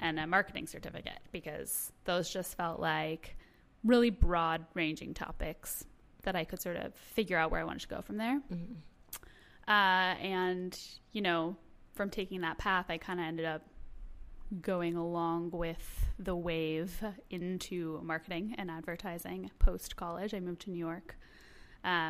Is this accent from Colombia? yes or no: no; Toronto, Ontario, Canada; moved away as an adult; I was born in Toronto, grew up there